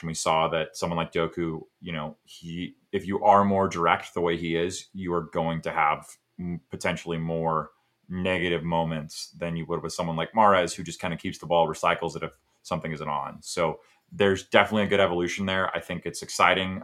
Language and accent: English; United States; as an American